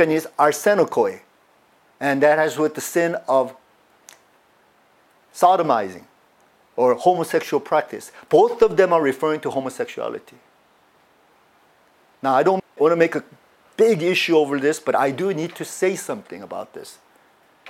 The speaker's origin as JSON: {"language": "English", "country": "United States", "tie": "born or raised there", "said": "I grew up in the United States most of my years"}